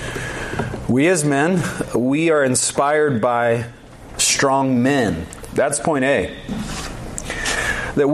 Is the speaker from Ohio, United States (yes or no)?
no; Georgia, United States; moved away; I'm from Georgia originally